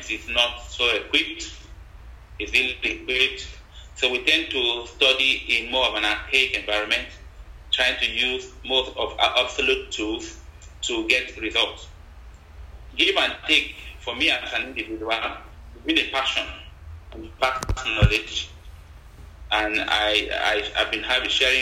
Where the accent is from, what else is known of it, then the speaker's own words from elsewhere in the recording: southern Nigeria, Nigeria; I am from Nigeria, southern part of Nigeria